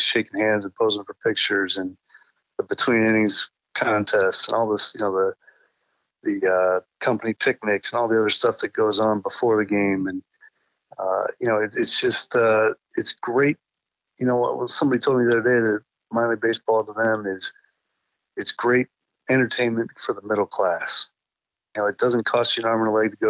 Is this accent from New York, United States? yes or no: no; Iowa City, Iowa, United States; moved away; I grew up in Iowa City, Iowa